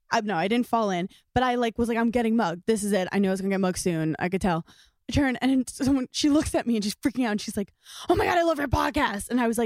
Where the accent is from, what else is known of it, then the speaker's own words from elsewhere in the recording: New York City, New York, United States; also born or lived in The Bronx, New York; Born in the Bronx and I lived there for a year. And then the rest of my life, I was in Park Slope, Brooklyn.